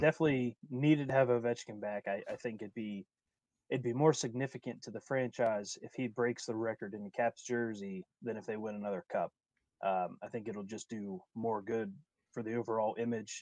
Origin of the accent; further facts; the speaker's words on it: Wheeling, West Virginia, United States; my hometown is Wheeling, West Virginia, which is in the Upper Panhandle.